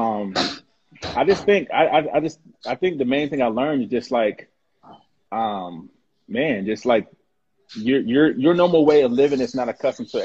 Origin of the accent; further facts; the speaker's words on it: Columbus, Ohio, United States; also born or lived in Ghana (ancestry); now in Seattle, United States; I'm Ghanaian from Columbus, Ohio.